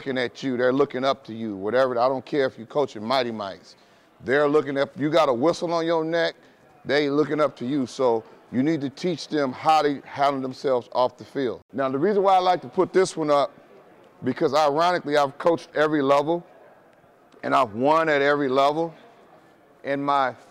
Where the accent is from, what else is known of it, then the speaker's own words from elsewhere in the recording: Oakland, California, United States; I'm born and raised in Oakland, California